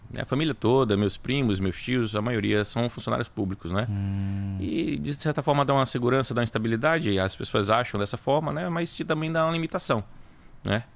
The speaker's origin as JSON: {"language": "Portuguese", "town": "Salvador", "region": "Bahia", "country": "Brazil", "tie": "born or raised there", "also_born_or_lived": "Itabuna / Feira de Santana", "said": "acabei nascendo lá, mas fui criado aqui em Salvador"}